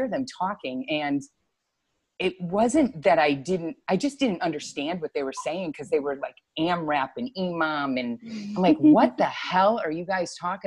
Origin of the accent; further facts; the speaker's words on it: Meriden, Connecticut, United States; also born or lived in Noank, Connecticut; So I'm from Connecticut. I was born in Meriden and lived there most of my life.